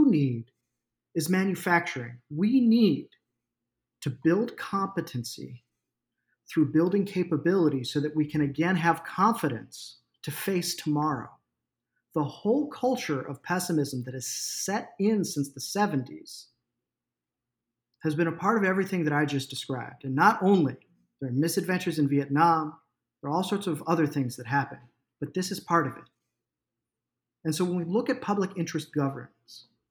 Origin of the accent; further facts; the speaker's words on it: United States; as an American